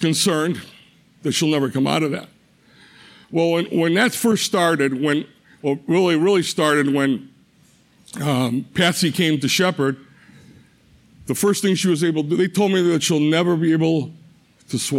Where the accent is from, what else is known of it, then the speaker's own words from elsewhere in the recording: Cleveland, Ohio, United States; moved away; I'm originally from Cleveland